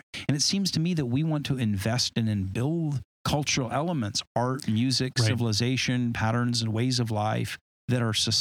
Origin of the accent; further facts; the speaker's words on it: Huntington Beach, California, United States; accent: Huntington Beach surfer drawl; moved away; my Huntington Beach accent